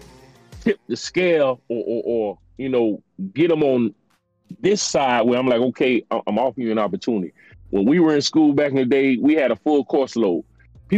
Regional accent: Florida, United States; also born or lived in New York; I was born up north, but I was raised down here in Florida from the time I was 5 years old.

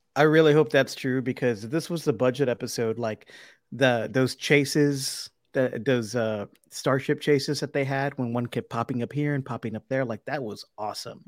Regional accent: Brownsville, Texas, United States; now in Austin, United States; my hometown of Brownsville

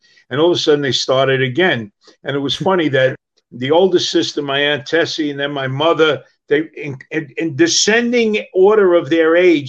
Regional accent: New York City, New York, United States; born or raised there; moved away as an adult; now in California, United States

